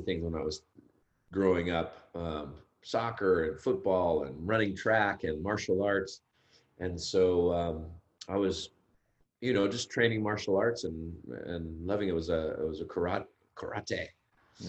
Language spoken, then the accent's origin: English; Los Gatos, California, United States; also born or lived in Berkeley, California; now in Santa Cruz, United States; I grew up in Northern California. I grew up in Los Gatos